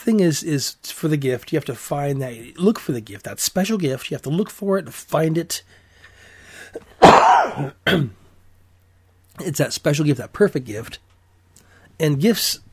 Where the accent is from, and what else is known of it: United States